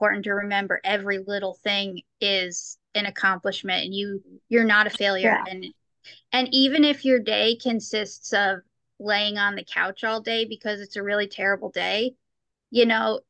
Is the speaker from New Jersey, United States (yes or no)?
no; New York, United States; now in St. Louis, United States; I'm from New York. I used to live in New York. I'm in St. Louis now